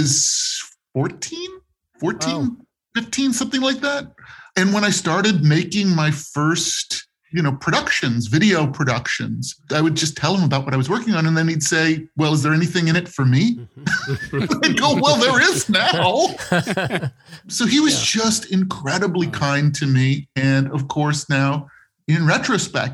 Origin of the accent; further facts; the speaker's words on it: Los Angeles, California, United States; I grew up in West Los Angeles